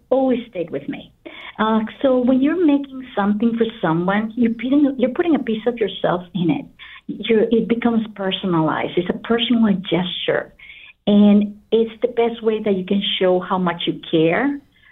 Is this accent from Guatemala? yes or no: yes; Guatemala; moved away; I'm originally from Guatemala